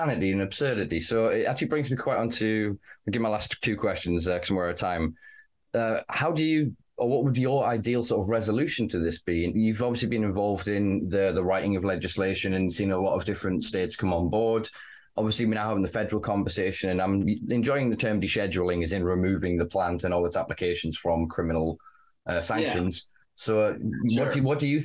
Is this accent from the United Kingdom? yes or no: yes; United Kingdom